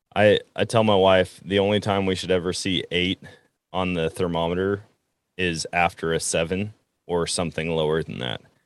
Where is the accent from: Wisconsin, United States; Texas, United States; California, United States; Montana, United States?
Wisconsin, United States; moved away as an adult; now in Missouri, United States; I'm in Missouri, center of the country, and I was born and raised in Wisconsin where I learned to hunt